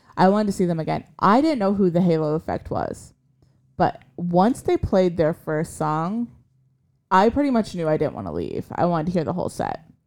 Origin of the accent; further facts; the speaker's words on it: Iowa, United States; moved away; we're from Iowa originally